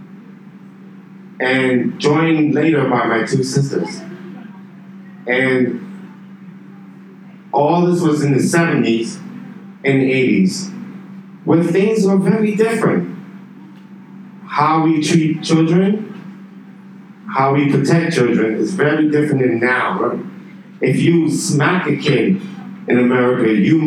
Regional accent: New York City, New York, United States; now in Beijing, China; I grew up in New York City. That's where I'm from, New York

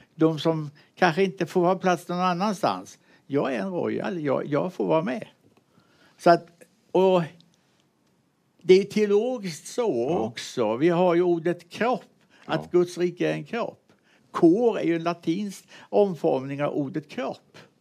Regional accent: Mullsjö, Jönköping County, Sweden; also born or lived in United States; jag är uppväxt i Mullsjö

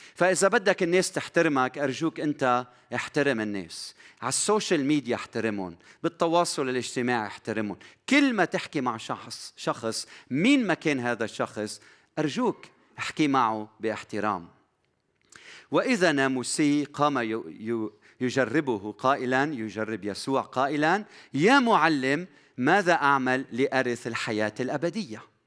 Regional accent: Lebanon; بلدنا لبنان

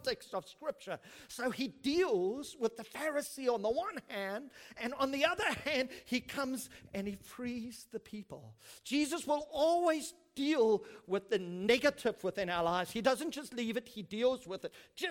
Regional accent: South Africa; I'm South African

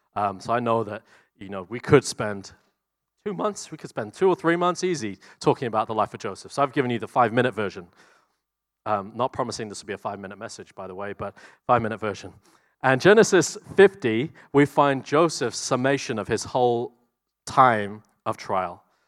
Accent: New Zealand

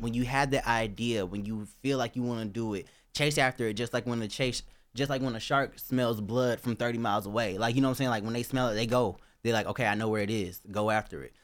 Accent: Georgia, United States; my home state, Georgia

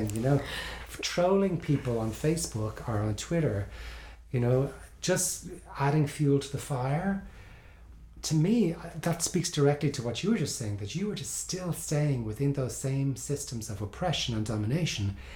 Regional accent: Ireland; moved away; I grew up in Ireland

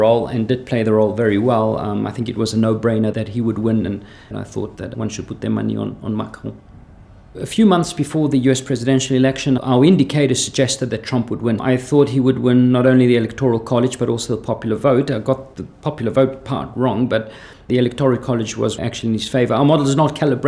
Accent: South Africa; accent: slight South African; also born or lived in Switzerland; now in Lausanne, Switzerland; I have a slight South African accent. That's because I was born there from Greek parents

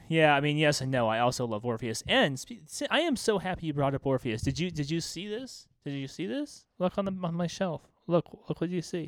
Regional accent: American Southwest, United States; we're guys from the American Southwest

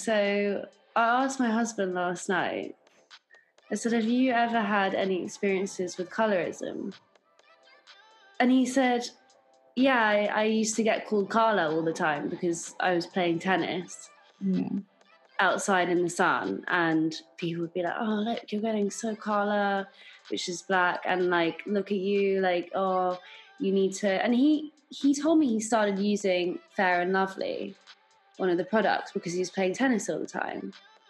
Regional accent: London, United Kingdom; growing up in London, there's so many different nationalities. I've grown up with predominantly English in the beginning

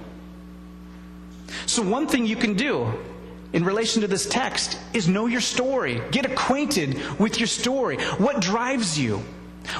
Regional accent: United States; we're American

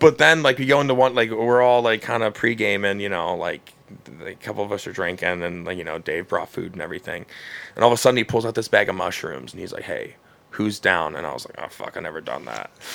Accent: Cleveland, Ohio, United States; I grew up in Cleveland

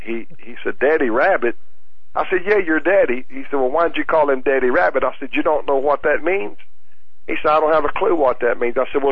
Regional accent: the South, United States; I grew up in the South

